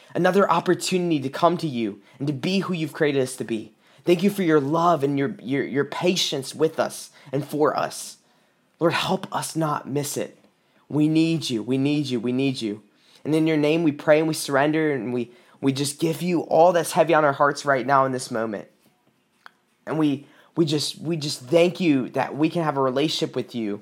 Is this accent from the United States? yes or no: yes; South Carolina, United States; now in Michigan, United States; I'm from South Carolina. I moved up to Michigan in two thousand sixteen